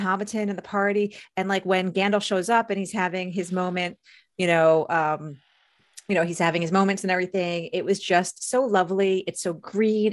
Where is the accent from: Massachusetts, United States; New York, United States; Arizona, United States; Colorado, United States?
New York, United States; outside of New York City, United States; I grew up outside of New York City.